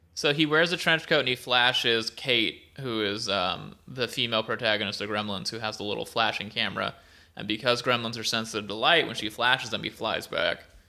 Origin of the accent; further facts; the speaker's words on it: Merced, California, United States; I'm from Merced